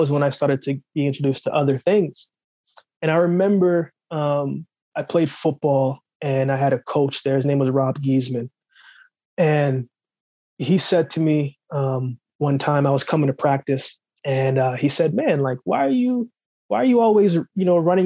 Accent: Jamaica; moved away; originally born in Jamaica, I grew up very rough, grew up very tough. You know, the place where I grew up in Jamaica

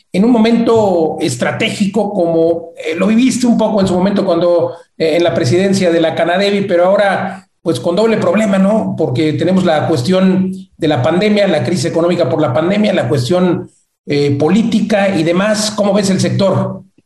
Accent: Mexico

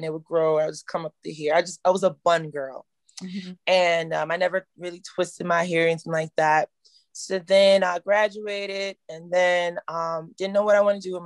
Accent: Virginia, United States; I'm from Virginia. We're very conservative

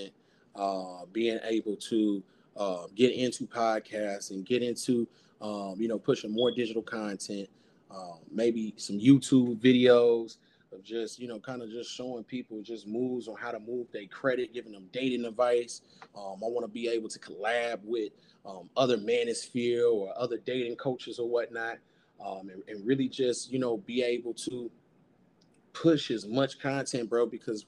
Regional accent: Chicago, Illinois, United States; I'm from Chicago, South Side

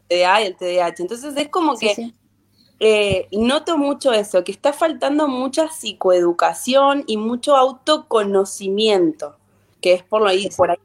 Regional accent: Sarmiento, Santa Fe, Argentina; yo soy de Sarmiento, un pueblito de la provincia de Santa Fe.

